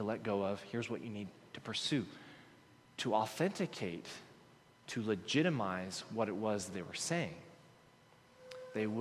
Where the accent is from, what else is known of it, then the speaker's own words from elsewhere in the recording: Texas, United States; I'm from Texas